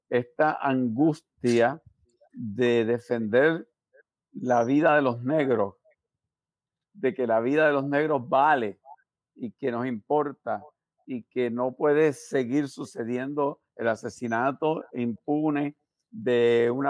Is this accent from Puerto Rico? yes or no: yes; Puerto Rico; lo que somos los puertorriqueños.